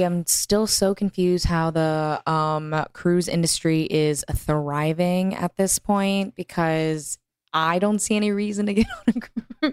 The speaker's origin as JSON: {"language": "English", "region": "Texas", "country": "United States", "tie": "born or raised there", "said": "growing up in Texas"}